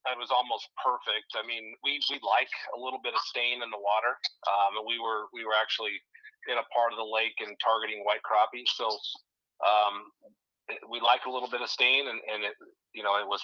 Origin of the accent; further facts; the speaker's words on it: Oskaloosa, Iowa, United States; now in Altoona, United States; currently live in Altoona. I was uh, born and raised in Oskaloosa.